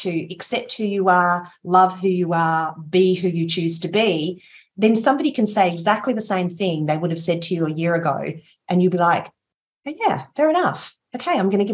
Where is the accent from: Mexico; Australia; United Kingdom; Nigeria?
Australia; Port Lincoln, South Australia; I grew up in Port Lincoln, which was, you know, a mid-sized town close